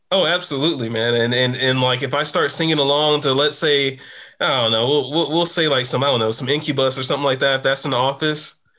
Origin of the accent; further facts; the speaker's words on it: Brooklyn, New York, United States; also born or lived in Puerto Rico; I'm from Puerto Rico. My family's from Puerto Rico. Grew up in Brooklyn.